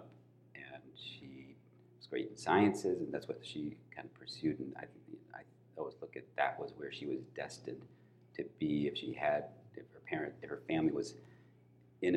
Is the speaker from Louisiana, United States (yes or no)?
no; Kalamazoo, Michigan, United States; I was born and raised in Kalamazoo, Michigan